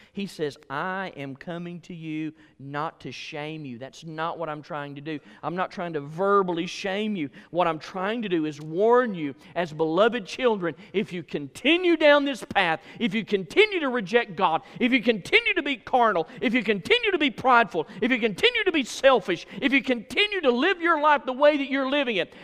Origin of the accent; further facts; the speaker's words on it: Alabama, United States; I was from Alabama